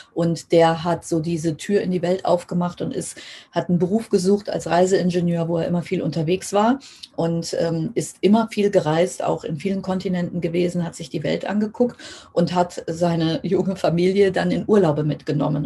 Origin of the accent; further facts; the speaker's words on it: Germany; bei uns in Deutschland